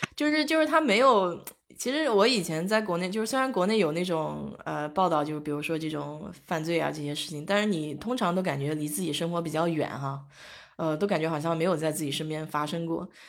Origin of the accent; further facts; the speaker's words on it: Nanjing, Jiangsu, China; moved away; 原来小时候在夫子庙那边儿就是有很多大排档嘛，我爸妈带我去